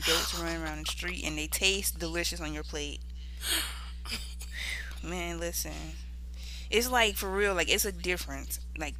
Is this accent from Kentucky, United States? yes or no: no; South Carolina, United States; moved away; where you originally from? I'm like, South Carolina. No, like, where your people from? Nigga, South Carolina.